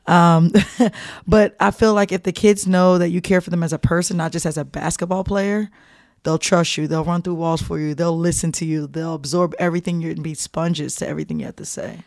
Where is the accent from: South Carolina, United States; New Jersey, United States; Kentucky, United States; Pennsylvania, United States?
New Jersey, United States; moved away; I'm from Jersey